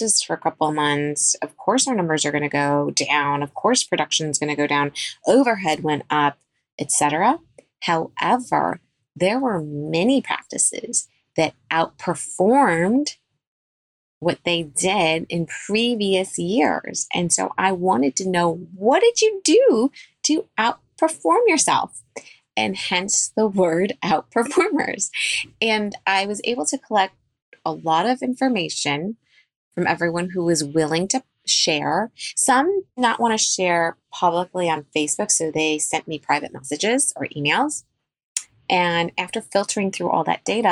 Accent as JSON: {"language": "English", "town": "Chicago", "region": "Illinois", "country": "United States", "tie": "born or raised there", "said": "I am a pediatric dentist born and raised in Chicago"}